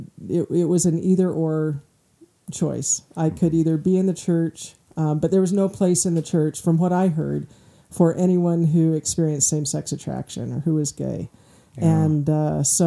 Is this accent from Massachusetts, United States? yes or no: no; Michigan, United States; I'm from Michigan